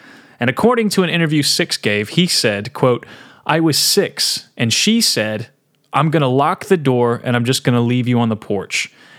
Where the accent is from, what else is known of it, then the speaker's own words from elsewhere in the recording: Portland, Tennessee, United States; there was meth galore in my hometown. Really? Portland, Tennessee.